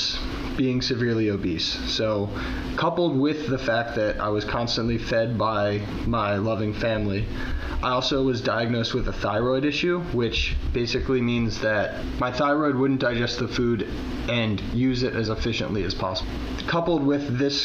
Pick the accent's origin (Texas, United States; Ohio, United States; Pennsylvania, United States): Pennsylvania, United States; Philadelphia; So I grew up very close to Philadelphia.